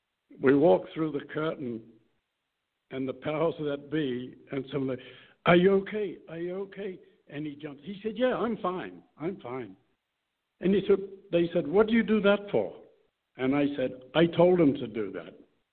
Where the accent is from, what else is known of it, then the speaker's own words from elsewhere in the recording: New Zealand; moved away; That's why I came here from New Zealand, but I didn't make a lot.